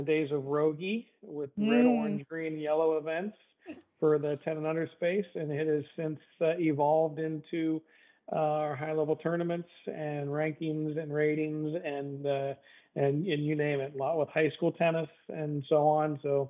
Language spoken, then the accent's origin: English; Ohio, United States; moved away as an adult; now in Florida, United States; I grew up in Ohio, played all through high school, played in college, and then moved to Florida in the late 80s, where I was working as a local teaching pro here in Central Florida